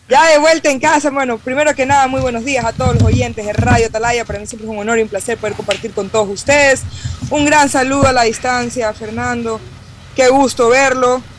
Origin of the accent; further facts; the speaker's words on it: Ecuadorian coast, Ecuador; como costeño